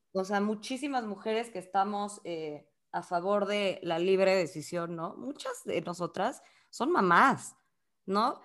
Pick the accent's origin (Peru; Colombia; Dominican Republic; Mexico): Mexico; nosotras somos de México